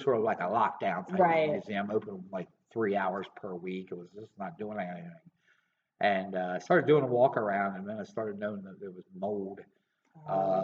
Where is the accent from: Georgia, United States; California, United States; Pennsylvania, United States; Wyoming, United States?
Pennsylvania, United States; Columbia; my background is just growing up in Columbia.